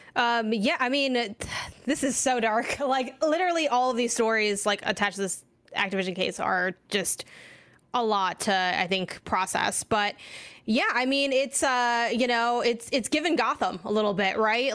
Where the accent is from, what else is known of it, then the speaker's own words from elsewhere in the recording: Chicago, Illinois, United States; moved away; also born or lived in California; I'm from Chicago, Illinois specifically